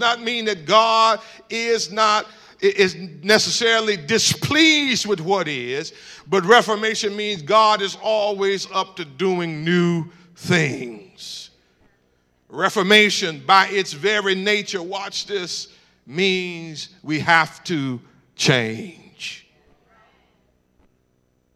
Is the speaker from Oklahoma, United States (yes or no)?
no; Cleveland, Ohio, United States; I'm from Cleveland, Ohio